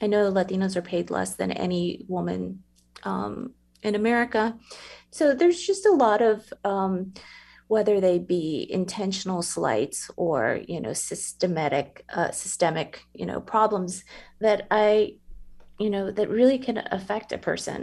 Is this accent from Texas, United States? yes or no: yes; San Antonio, Texas, United States; So I grew up in San Antonio, obviously, born and raised there